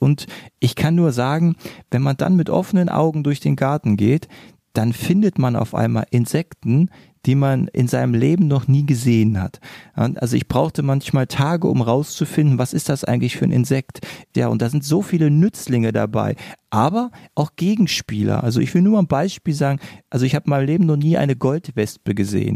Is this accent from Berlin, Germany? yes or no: yes; Berlin, Germany; now in near Braunschweig, Germany; Eigentlich bin ich ja ein gebürtiger Berliner. Das heißt also, ich komme eigentlich von einer riesengroßen Stadt und bin aus der Stadt aufs Dorf gezogen.